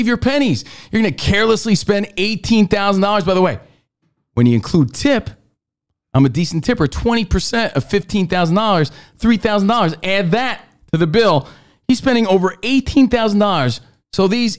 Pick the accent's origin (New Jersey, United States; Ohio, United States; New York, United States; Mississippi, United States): New Jersey, United States; In my home state of New Jersey